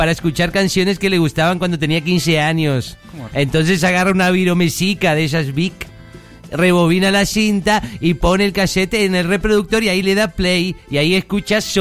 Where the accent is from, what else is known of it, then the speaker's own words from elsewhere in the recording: Colombia; Sí, soy de Colombia, ¿no lo has notado por mi asiento?